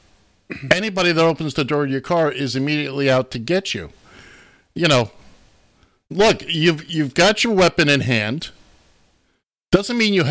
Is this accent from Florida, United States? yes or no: yes; Florida, United States; That's my home state, Florida.